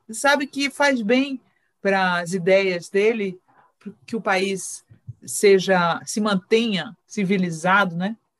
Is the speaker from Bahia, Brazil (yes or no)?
yes; Bahia, Brazil; eu sou baiana